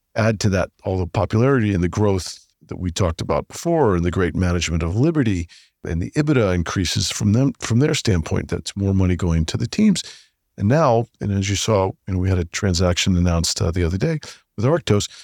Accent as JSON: {"language": "English", "country": "United States", "said": "I'm an American"}